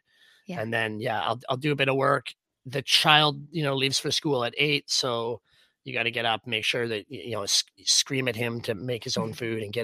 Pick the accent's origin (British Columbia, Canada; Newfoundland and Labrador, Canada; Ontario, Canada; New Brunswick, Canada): British Columbia, Canada; Whistler; I grew up in Pinecrest. So outside of Whistler until I was 16